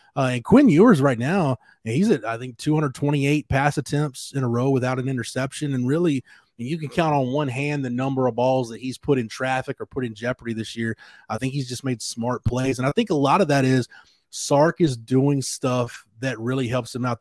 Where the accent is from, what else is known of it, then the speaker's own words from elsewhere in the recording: Texas, United States; growing up in Texas, I'm around a lot of high school football coaches